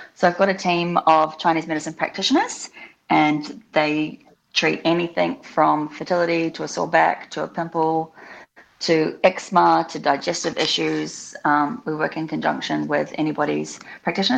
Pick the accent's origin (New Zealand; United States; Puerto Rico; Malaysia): New Zealand; also born or lived in Australia; now in Melbourne, Australia; I grew up in New Zealand. Um, I have had a, some of my childhood in Australia as well.